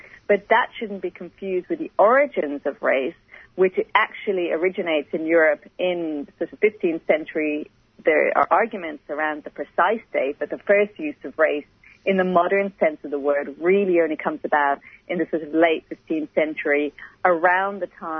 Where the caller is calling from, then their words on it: Sydney, New South Wales, Australia; I'd just like to acknowledge that I'm speaking from Gadigal country.